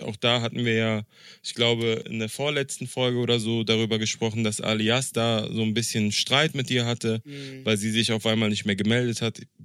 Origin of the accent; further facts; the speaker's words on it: Berlin, Germany; ich als Berliner